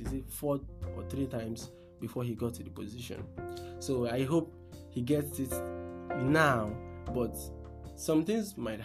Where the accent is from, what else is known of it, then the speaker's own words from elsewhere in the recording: Nigeria; in Nigeria here